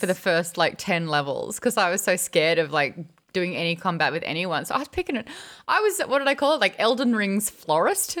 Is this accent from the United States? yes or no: no; Australia; I, as an Australian